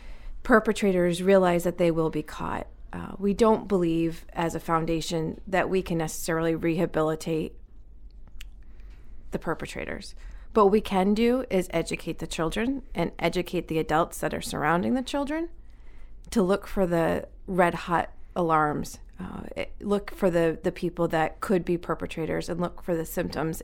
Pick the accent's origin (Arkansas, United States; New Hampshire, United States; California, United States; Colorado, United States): New Hampshire, United States; Manchester; moved away as an adult; now in Biddeford, United States; I was raised in Manchester, New Hampshire